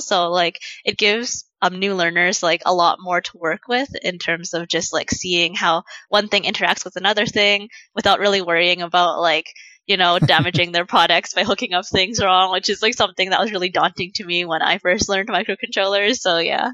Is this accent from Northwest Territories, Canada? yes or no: no; Saskatchewan, Canada; moved away as an adult; now in Vancouver, Canada; I'm originally from the Canadian prairies. I'm from Saskatchewan, but I came here for school.